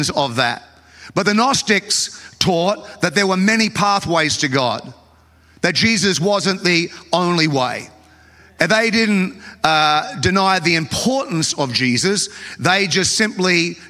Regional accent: Australia; I grew up in Australia

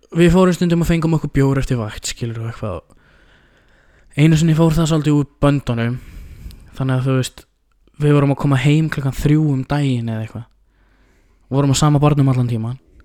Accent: Iceland; við erum sko frá Íslandi

